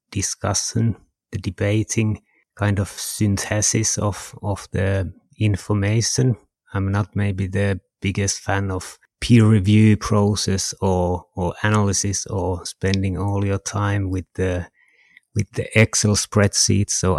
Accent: Kajaani, Kainuu, Finland; also born or lived in Jyväskylä; I'm from Finland. I'm almost from the Arctic Circle. I'm from a place called Kajaani.

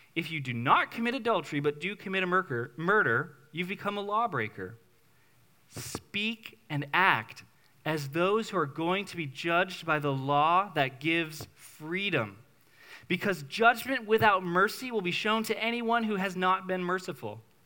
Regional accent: New England, United States; moved away; I'm a New Englander. I will never badmouth New England outside of New England, okay? I, I love my hometown

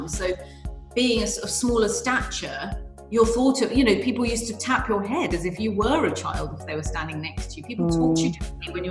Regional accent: London, United Kingdom; also born or lived in Nottingham; I was born in London

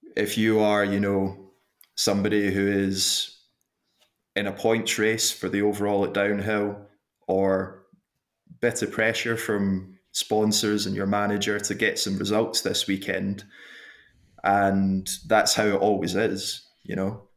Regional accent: Glasgow, Scotland, United Kingdom; moved away as an adult; now in Queenstown, New Zealand; I was born in Glasgow, in Scotland, and went to school there

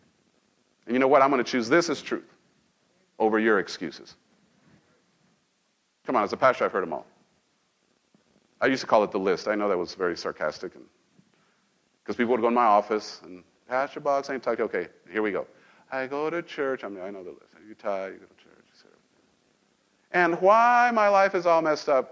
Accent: Mexico; now in United States; I was born in this nation. I grew up in Mexico

